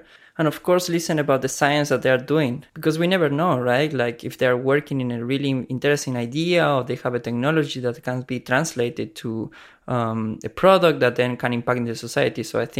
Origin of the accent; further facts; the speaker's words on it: Argentina; moved away as an adult; also born or lived in Buenos Aires / Freiburg, Germany; now in Baltimore, United States; So I am a biologist from Argentina. I did a bachelor and master in the University of Buenos Aires, working in cancer immunotherapy. And after I finished that, I moved to Germany to do another master in biomedical research.